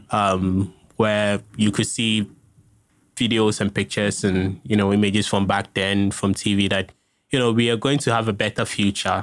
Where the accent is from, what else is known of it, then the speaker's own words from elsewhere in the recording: Ghana; the dream that we had from the independence era as Ghanaians